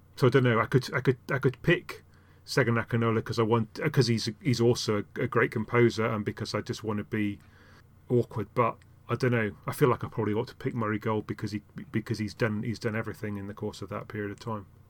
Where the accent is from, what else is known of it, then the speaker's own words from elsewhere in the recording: Yorkshire and the Humber, United Kingdom; I started out in, in, uh, in Yorkshire